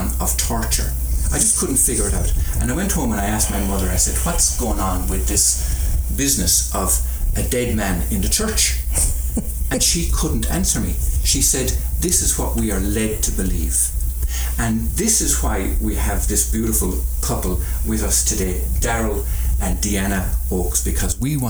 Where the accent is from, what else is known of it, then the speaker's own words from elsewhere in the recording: Ireland; growing up in Holy Catholic Ireland, I became an altar boy.